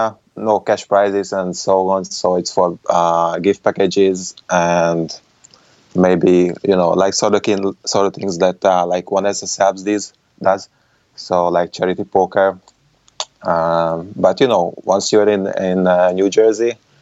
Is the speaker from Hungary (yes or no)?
yes; Hungary; English is a second language; moved away as an adult; now in New York City, United States; I'm from Hungary originally, from Europe. So I just moved to New York City like 5 years ago. And so far, I really like it over here. So I stayed.